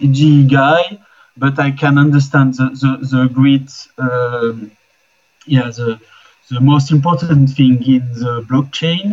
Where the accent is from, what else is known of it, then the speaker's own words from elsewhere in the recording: Switzerland; I'm from Switzerland